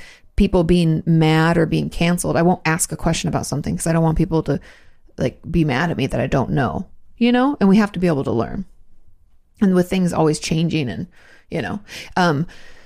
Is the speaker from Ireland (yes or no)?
no; Australia; moved away; I'm from Australia